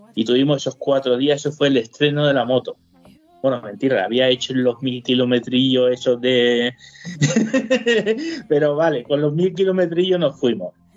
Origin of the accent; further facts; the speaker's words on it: Alicante, Valencian Community, Spain; moved away as an adult; now in Munich, Germany; yo soy valenciano, alicantino, para decirlo así, borracho y fino que dicen.